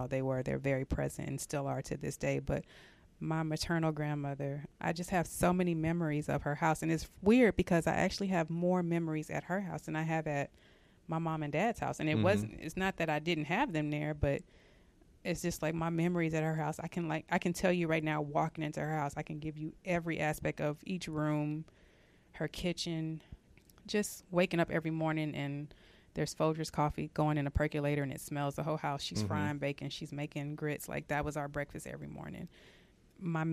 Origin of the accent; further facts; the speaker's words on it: San Antonio, Texas, United States; now in Dallas, United States; I grew up in San Antonio